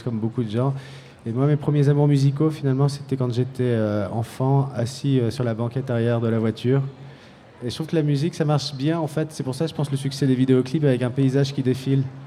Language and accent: French; Paris, Île-de-France, France; on vient de Paris, c'est très très bitumé